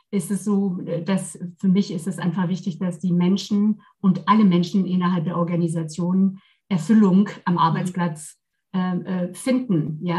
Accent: Versailles, Île-de-France, France; German is a second language; now in Germany; Also ich komme aus Versailles, ja, also für diejenigen, die es nicht oh. kennen, eben direkt neben Paris.

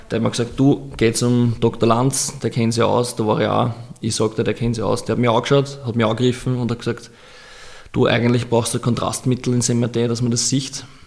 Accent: Austria; ich bin Österreicher

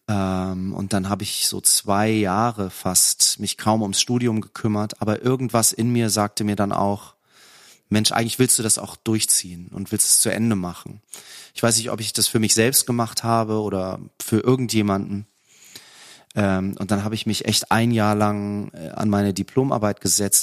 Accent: Lübeck, Schleswig-Holstein, Germany; moved away as an adult; also born or lived in Cologne; ich bin ja im Norden groß geworden, also Lübecker, Schleswig-Holsteiner

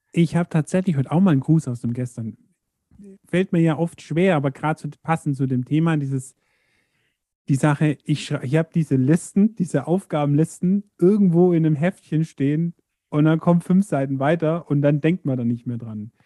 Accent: Allgäu, Germany; bei uns im Allgäu

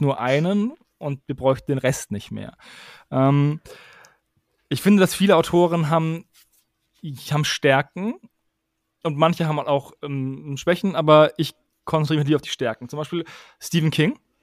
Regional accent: Würzburg, Bavaria, Germany; Ich komme aus Würzburg

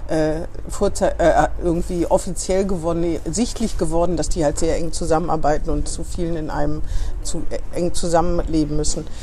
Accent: Eschwege, Hesse, Germany; moved away; ich komme ja aus Eschwege

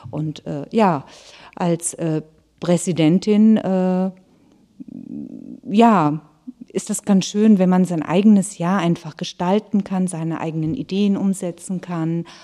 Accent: Southern Germany, Germany; moved away as an adult; now in Hamburg, Germany; Und damals wollte ich überhaupt nicht nach Norddeutschland. Als Süddeutsche hat man da so ein paar Vorbehalte gehabt.

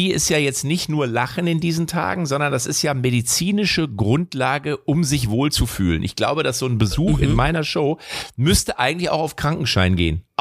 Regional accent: Lippstadt, North Rhine-Westphalia, Germany; Also ich bin, ja, ich komme ja aus Lippstadt.

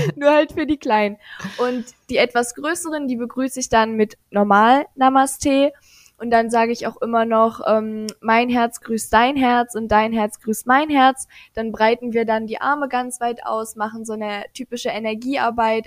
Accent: Aschersleben, Saxony-Anhalt, Germany; Ich komme aus Aschersleben. Das ist tatsächlich die älteste Stadt Sachsen-Anhalts

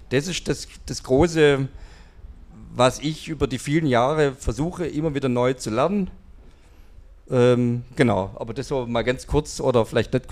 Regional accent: Kornwestheim, Baden-Württemberg, Germany; ich bin in Convestheim aufgewachsen, da war irgendwie die erste Mannschaft hat da gespielt im Stadion.

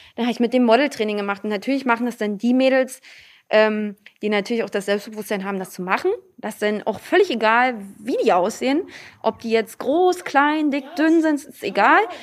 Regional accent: Lübbenau, Brandenburg, Germany; Aber hier ist nun mal meine Heimat. Hier sitzt die Tradition. Hier sitzt die Tracht.

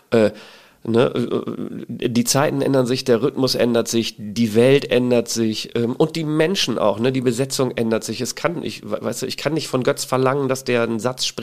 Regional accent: Emden, Lower Saxony, Germany; now in Klagenfurt, Austria; Ich komme ähm, aus Emden, ja, Ostfriese.

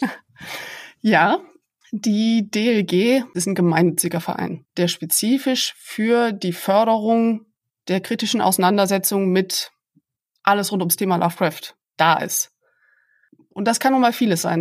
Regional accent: Aachen, North Rhine-Westphalia, Germany; moved away as an adult; also born or lived in Maastricht, Netherlands / Leiden, Netherlands / Giessen, Germany; now in Bonn, Germany; Ich bin Öscher Mädche, also ich komme aus Aachen, bin also durch und durch Rheinländerin

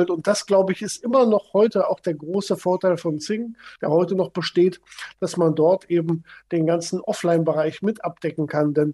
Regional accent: North Rhine-Westphalia, Germany; wir haben auch hier in Köln, ich komme aus der Nähe von Köln, sehr viele Events vor Ort gemacht.

